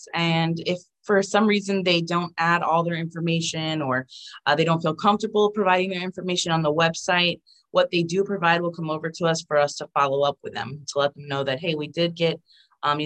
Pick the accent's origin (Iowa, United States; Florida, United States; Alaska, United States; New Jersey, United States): Florida, United States; I'm from Florida and here it's flatland.